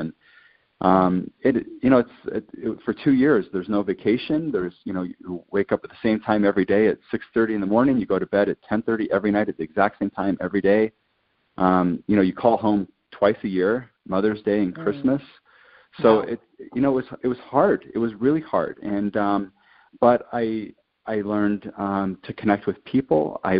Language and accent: English; Quito, Pichincha, Ecuador; also born or lived in Latin America; I grew up in Latin America, and mm-hmm. I spent some of my childhood and early teenage years living in Ecuador. And Cotopaxi, this amazing volcano, kind of overlooks the city of Quito where I lived.